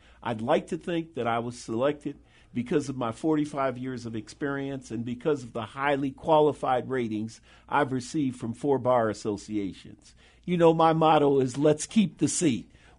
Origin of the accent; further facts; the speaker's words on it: Chicago, Illinois, United States; I grew up in Bronzeville. I have lived in Chicago my entire life. I grew up in Bronzeville. I was nurtured in Bronzeville. I was educated in Bronzeville segregated public schools. I went to Forestville Grammar School and DuSable High School.